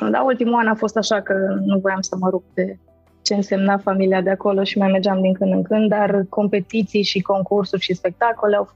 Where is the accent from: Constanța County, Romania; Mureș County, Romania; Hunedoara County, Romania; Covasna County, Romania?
Mureș County, Romania; Târgu Mureș; now in Cluj-Napoca, Romania; Sunt din Cluj, sunt în Cluj, sunt din Târgu Mureș